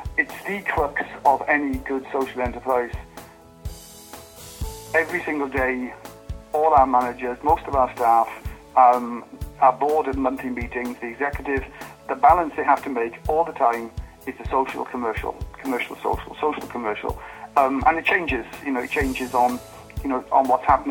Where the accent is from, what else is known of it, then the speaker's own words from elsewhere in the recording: South Wales, United Kingdom; moved away as an adult; also born or lived in Hackney, London; I was born and brought up in South Wales